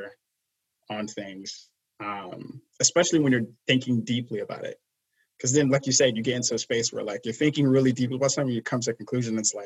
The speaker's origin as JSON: {"language": "English", "town": "New York City", "region": "New York", "country": "United States", "tie": "born or raised there", "said": "I grew up in like Brooklyn, I grew up in Flatbush, Brooklyn"}